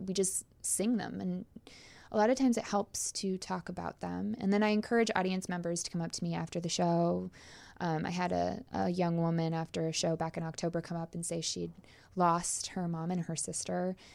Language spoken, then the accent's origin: English; Canada; I'm also Canadian, so I'll probably apologize a bunch.